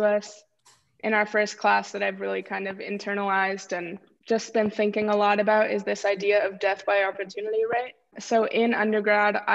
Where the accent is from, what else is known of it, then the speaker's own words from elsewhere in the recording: Bay Area, California, United States; moved away as an adult; also born or lived in Arizona; I grew up here in the Bay Area